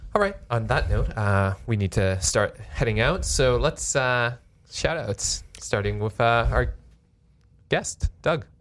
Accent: Canada; as a Canadian

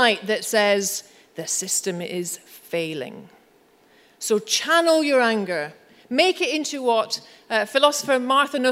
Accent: Scotland, United Kingdom; I'm Scottish

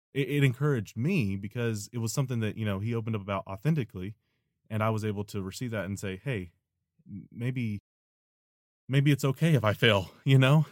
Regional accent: Nashville, Tennessee, United States; moved away; my home, my home town, Nashville

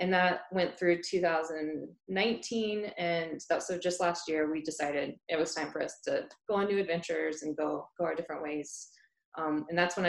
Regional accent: North Carolina, United States; I'm originally from North Carolina

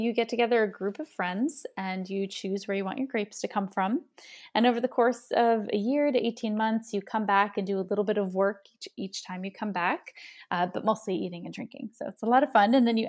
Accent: New Jersey, United States; I am born and raised in New Jersey, and I've worked on my accent.

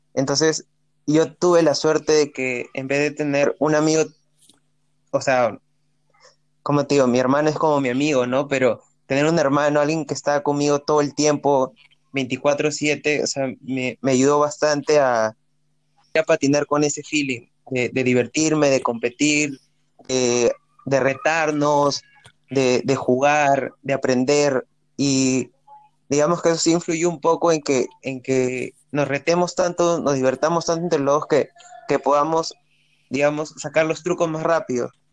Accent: Peru; la primera vez que salí de Perú

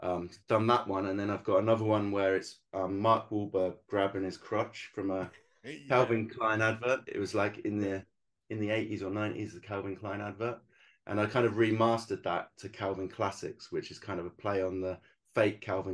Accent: England, United Kingdom; moved away as an adult; I thought when I came over as the Englishman into their country, it looks a bit arrogant when you kind of go, look at all my work.

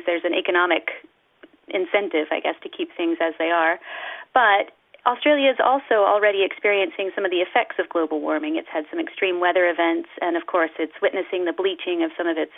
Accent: United States; I'm from the United States

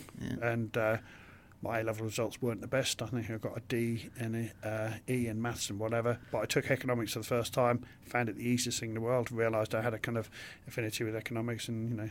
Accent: King's Lynn, East of England, United Kingdom; I was brought up in King's Lynn in Norfolk

